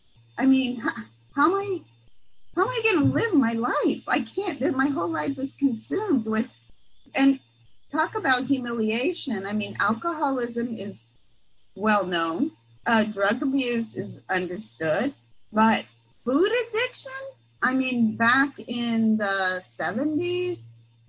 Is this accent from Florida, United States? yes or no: no; San Mateo, California, United States; I'm from San Mateo, the peninsula